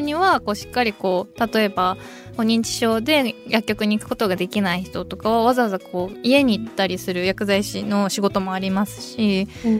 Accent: Niigata, Japan; 出身が新潟

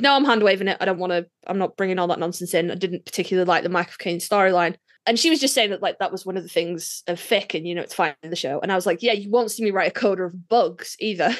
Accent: United Kingdom; I'm British

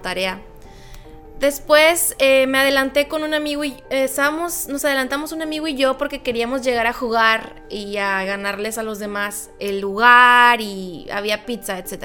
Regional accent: Loreto, Baja California Sur, Mexico; moved away; en el hermoso pueblo mágico de Loreto, Baja California Sur, cuando yo tenía 17 años

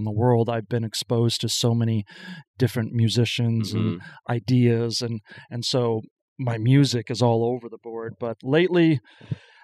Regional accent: Madison, Wisconsin, United States; moved away; I'm originally from Madison, skipped around for a while and back

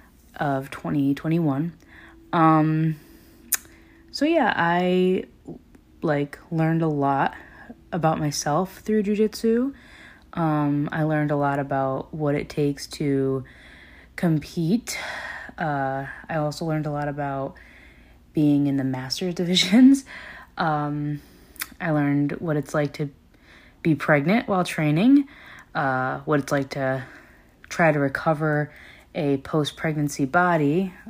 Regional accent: Connecticut, United States; now in Florida, United States; I came down to Florida, where I now live. I was from Connecticut, and I met my now fiance and father of my daughter while training at a gym down here.

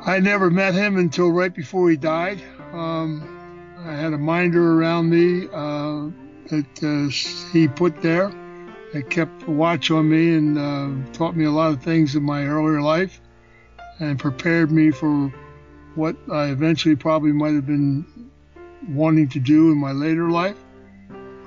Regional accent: Philadelphia, Pennsylvania, United States; I was born in Philadelphia

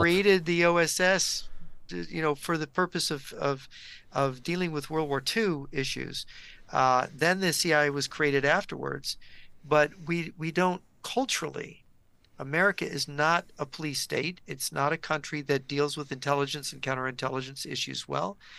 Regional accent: United States; we Americans

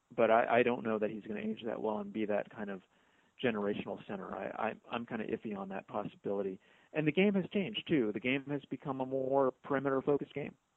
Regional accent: New York, United States; as a New Yorker

